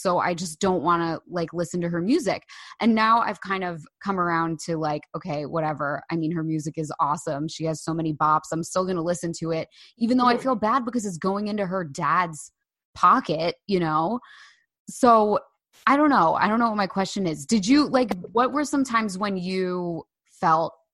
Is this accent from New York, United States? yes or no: no; Bay Head, New Jersey, United States; I grew up in Bayhead